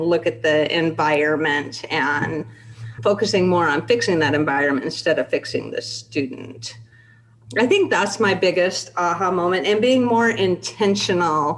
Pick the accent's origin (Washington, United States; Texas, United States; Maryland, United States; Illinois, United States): Washington, United States; Spokane; I grew up in Spokane